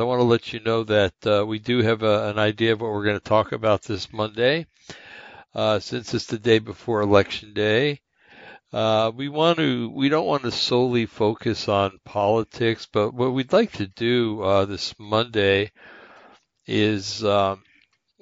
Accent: United States; also born or lived in West Coast; I'm an American in a un-American bastion of madness

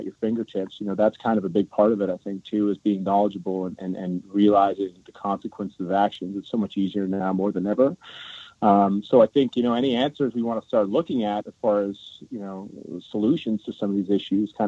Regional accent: Toronto, Ontario, Canada; I'm from Toronto. I was lucky enough to grow up in a very multicultural environment through my whole life

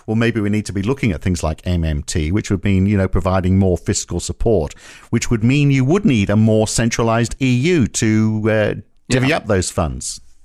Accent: United Kingdom; moved away as an adult; I'm more British than you are

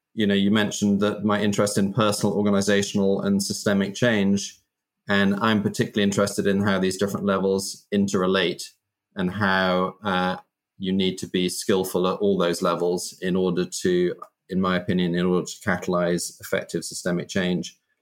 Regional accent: United Kingdom; I grew up in Britain in the kind of 70s and 80s.

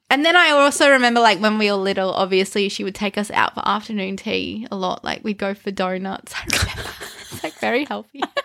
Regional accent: Canberra, Australian Capital Territory, Australia; we grew up in Canberra and it's called the bush capital for a reason

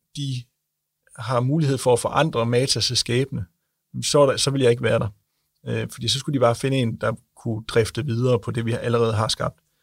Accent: Denmark; nu er vi jo fra Jylland

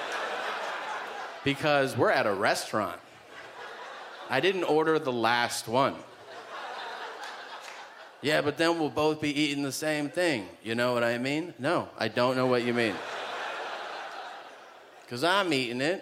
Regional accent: United States; being an American in Canada

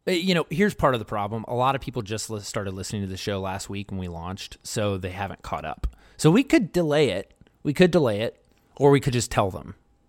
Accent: Baltimore, Maryland, United States; I grew up in Baltimore.

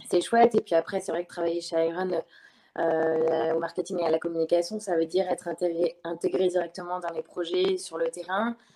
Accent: Le Mans, Pays de la Loire, France; moved away as an adult; je suis originaire du Mans, donc euh, c'est pas, ça me rapproche un peu de par là-bas.

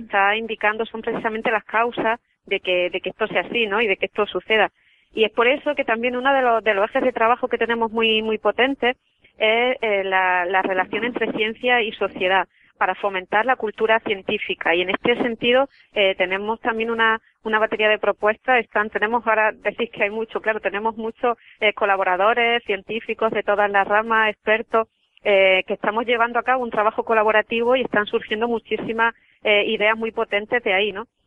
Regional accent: Andalusia, Spain; soy mujer y además soy andaluza

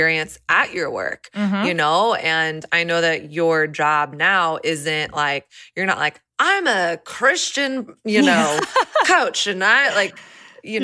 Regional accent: the South, United States; now in Nashville, United States; I grew up in the South

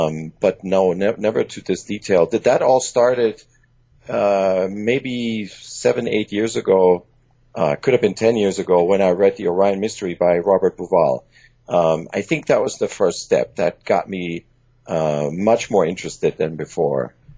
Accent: Germany; English is a second language; also born or lived in Iran; father is Iranian, my mom is German, and just like you, I actually grew up in Germany and in Iran, and English is my third language.

